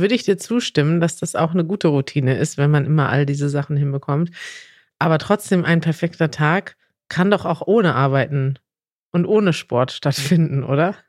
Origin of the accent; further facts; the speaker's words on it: Germany; als Deutscher